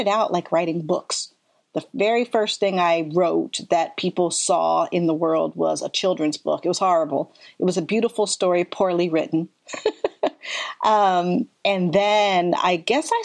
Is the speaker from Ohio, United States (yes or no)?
yes; Ohio, United States; moved away as an adult; also born or lived in Philadelphia, Pennsylvania; now in Portland, United States; I was born in Philadelphia, spent most of my life in Ohio, came to Portland actually just after 9/11